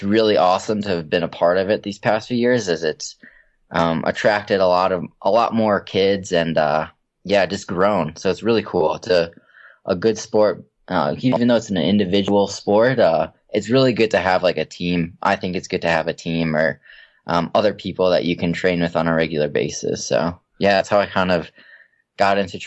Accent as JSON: {"language": "English", "region": "Minnesota", "country": "United States", "tie": "born or raised there", "said": "I grew up in Minnesota, and it's really cold there"}